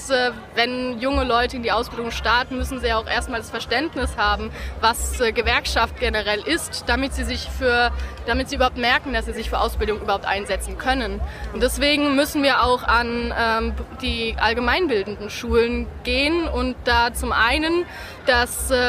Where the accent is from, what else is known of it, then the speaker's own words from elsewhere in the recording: Darmstadt, Hesse, Germany; ich komme aus Darmstadt